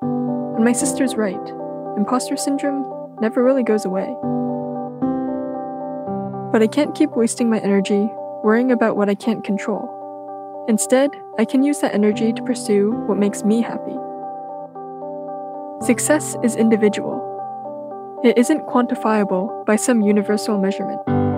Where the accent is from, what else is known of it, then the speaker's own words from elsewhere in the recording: California, United States; I've lived in the Bay Area my whole life